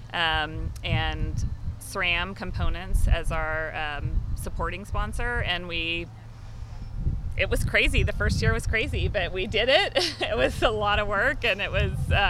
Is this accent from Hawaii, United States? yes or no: no; Austin, Texas, United States; my hometown, Austin, Texas